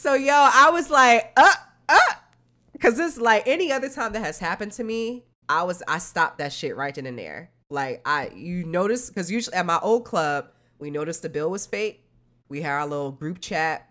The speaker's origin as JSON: {"language": "English", "region": "New Jersey", "country": "United States", "moved": "yes", "said": "I'm from Jersey, I'm from up north"}